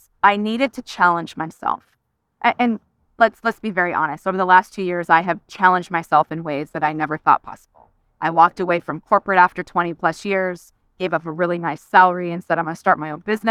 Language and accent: English; San Diego, California, United States; now in Frisco, United States; So I grew up in California, in San Diego.